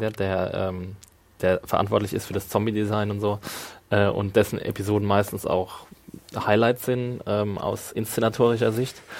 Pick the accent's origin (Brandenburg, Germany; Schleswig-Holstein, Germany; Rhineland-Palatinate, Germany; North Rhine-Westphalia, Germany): Rhineland-Palatinate, Germany; Neustadt an der Weinstraße; ist nicht meine Heimatstadt, ist Neustadt, aber ist ein Na-, Nachbardorf